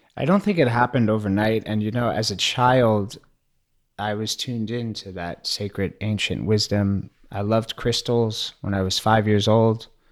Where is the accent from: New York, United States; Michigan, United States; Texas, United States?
New York, United States; New York City; growing up in New York City